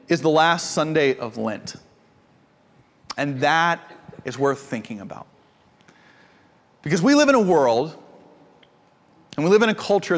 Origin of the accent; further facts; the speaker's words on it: Georgia, United States; I'm from Georgia